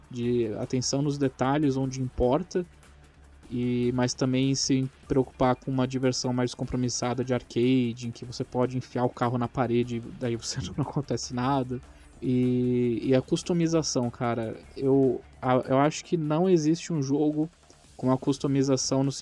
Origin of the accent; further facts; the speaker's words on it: Niterói, Rio de Janeiro, Brazil; ele tem pista até em Niterói, cara. Eu consigo ver onde eu nasci